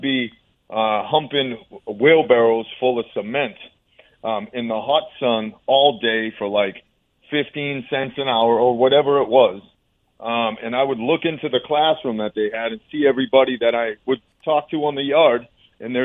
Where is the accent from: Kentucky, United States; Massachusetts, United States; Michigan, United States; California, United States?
Massachusetts, United States; Orange; also born or lived in Boston, Massachusetts; I was born in Massachusetts, born in Boston, and we ended up moving to central Mass, almost towards western Mass, Orange, Massachusetts, and it's a really small town